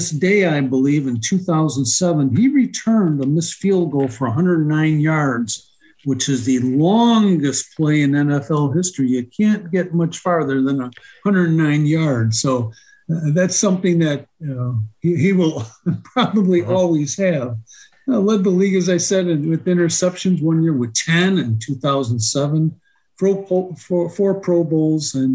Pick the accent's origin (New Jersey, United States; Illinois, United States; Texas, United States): Illinois, United States; Chicago; as a kid growing up in Chicago